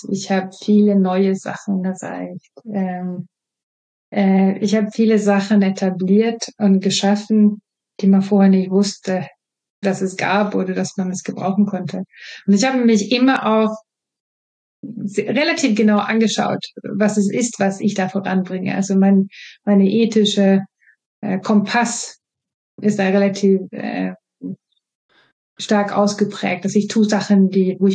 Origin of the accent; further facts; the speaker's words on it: Sweden; German is a second language; moved away as an adult; now in Germany; ich stamme aus einer Region, wo wir das nicht trennen. Ich bin Schwedin, ich bin habe schwedische Sprachgebrauch mit mir bekommen und äh, habe daher nicht diese Trennung. Ich bin in Deutschland ausgebildet